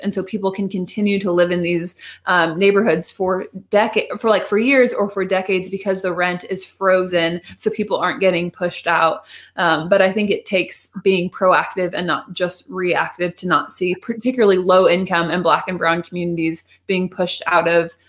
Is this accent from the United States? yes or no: yes; United States; because I am white and because I am American